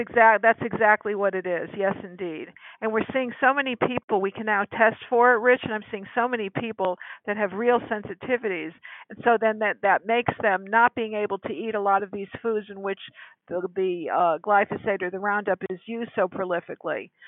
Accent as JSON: {"language": "English", "region": "Connecticut", "country": "United States", "also_born_or_lived": "California", "moved": "as an adult", "said": "I was hired from my home state of Connecticut to come to the great state of California"}